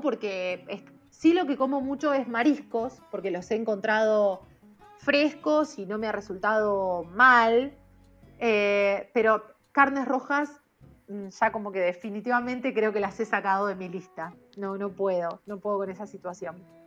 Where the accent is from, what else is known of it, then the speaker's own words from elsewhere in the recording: Chacabuco, Buenos Aires Province, Argentina; moved away as an adult; also born or lived in La Plata, Argentina; now in China; yo soy del interior, de Chacabuco, estaba viviendo en La Plata especialmente por mi carrera